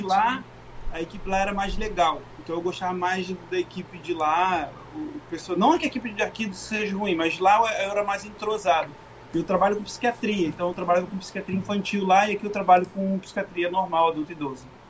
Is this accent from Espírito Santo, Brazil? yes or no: no; Rio de Janeiro, Brazil; moved away as an adult; also born or lived in Memphis, Tennessee / Lakeland; now in Wellington, United States; que sou do Rio de Janeiro